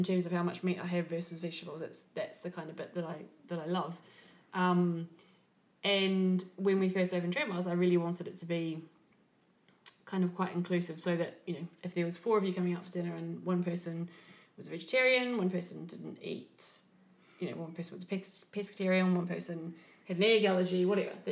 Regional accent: New Zealand; moved away; When I was growing up in New Zealand is so small, so isolated that we had to eat seasonally

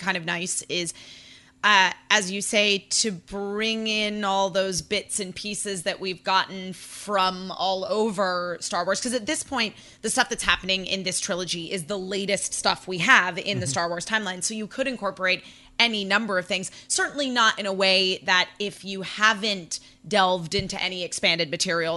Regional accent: Connecticut, United States; moved away; That's where I'm from originally.

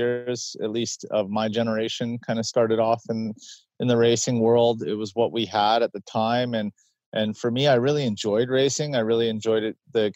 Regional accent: British Columbia, Canada; I was fortunate to grow up in the mountains of British Columbia, Canada

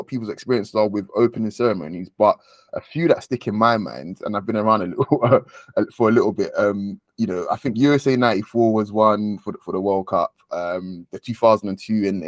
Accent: Nigeria; as a Nigerian

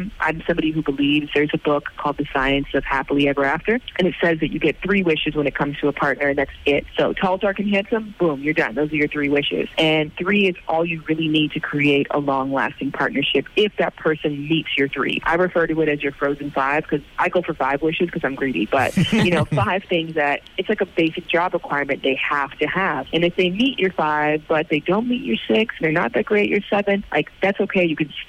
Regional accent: Ireland; in Ireland, because that would be obviously very important to me that's there, given that it's somewhat my hometown.

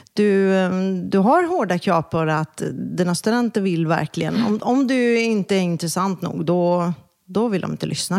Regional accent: Kungälv, Västra Götaland, Sweden; also born or lived in Gothenburg; jag växte faktiskt upp strax norr om Göteborg. Så jag tillbringade nog min barndom och Eh, mina tonår i Kungälv

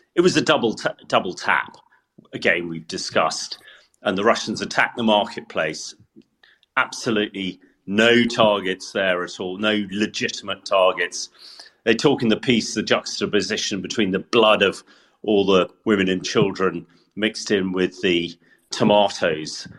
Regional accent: Salisbury, South West England, United Kingdom; Salisbury, my hometown

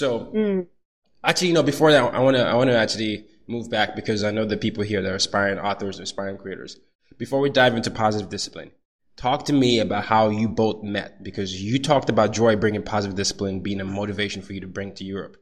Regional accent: Nigeria; I'm black. I'm Nigerian

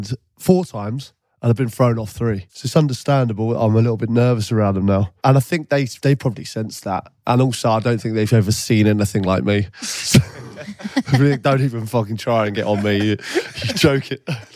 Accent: England, United Kingdom; I know your family are Irish, you know, I'm completely English

